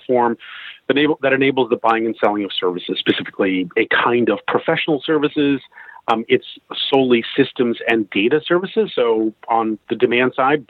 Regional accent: United States; accent: American twang; moved away as an adult; also born or lived in Seattle; now in London, United Kingdom; I'm an American living in London. I've been living in London for about 20 years. I moved here from Seattle

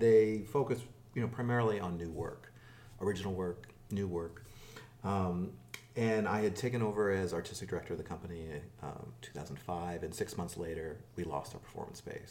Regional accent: Los Angeles, California, United States; also born or lived in New York; I was born in New York, but I grew up here in Los Angeles

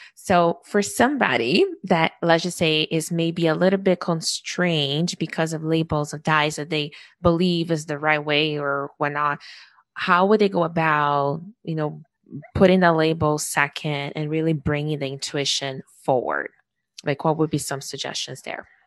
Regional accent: Brazil; now in Canada; I was born in Brazil

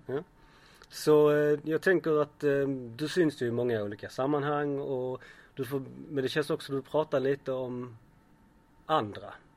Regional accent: Malmö, Skåne, Sweden; född och uppvuxen i Malmö

